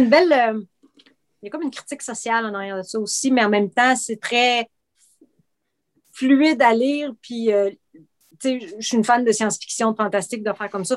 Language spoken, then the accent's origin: French; Outaouais, Quebec, Canada; also born or lived in Trois-Rivières; je suis originaire de Trois-Rivières, mais j'ai grandi à, en Outaouais